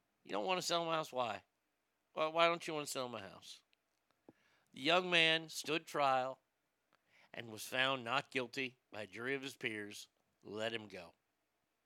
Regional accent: Gardnerville, Nevada, United States; Gardnerville's my hometown

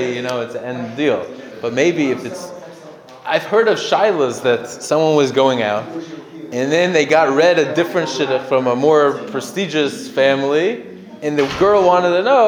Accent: United States; I grew up in America

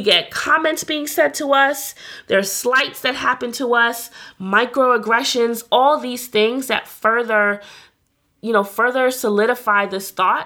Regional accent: New York City, New York, United States; I'm from New York

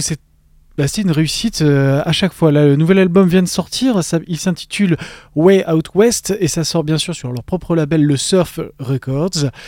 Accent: Valence, Auvergne-Rhône-Alpes, France; on est originaire de Valence, dans la Drôme

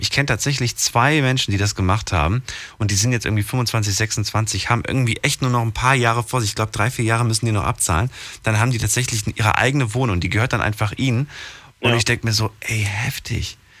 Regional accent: Frankfurt, Hesse, Germany; ich bin ja eigentlich aus Frankfurt

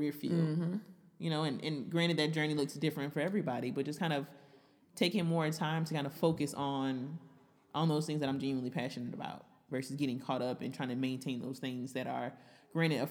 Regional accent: Florida, United States; me from Florida.

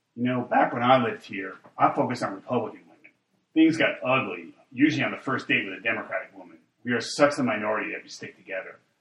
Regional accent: Texas, United States; as a Texan

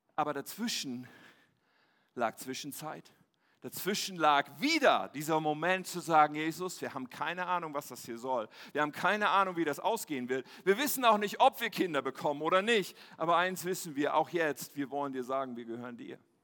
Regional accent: Ennepetal, North Rhine-Westphalia, Germany; Ich bin ja in Nordrhein-Westfalen aufgewachsen, im wunderschönen Ennepetal

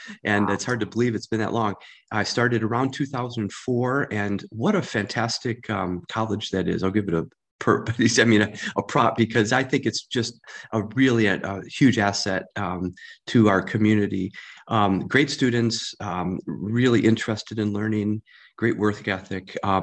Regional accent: St. Charles, Illinois, United States; also born or lived in Geneva, Illinois; I was born and raised in St. Charles. Born in Geneva, Geneva Community Hospital, which is no longer there, in 1958.

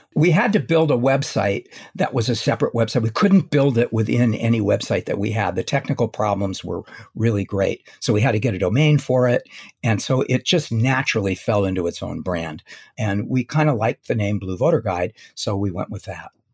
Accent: Los Angeles, California, United States; I was born in Los Angeles

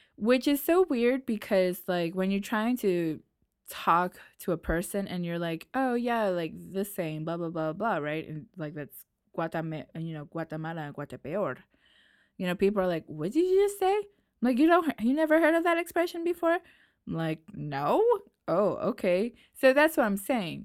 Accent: New York, United States; accent: New York; also born or lived in Nashville, Tennessee; now in France; I was born and lived in New York, and then I had to move to Tennessee

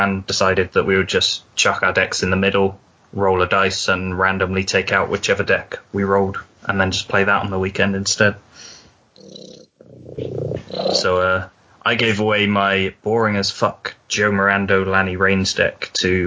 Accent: Wales, United Kingdom; I come from Wales.

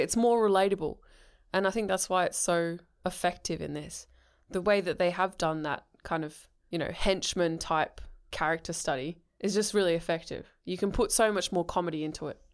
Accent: England, United Kingdom; I'm English

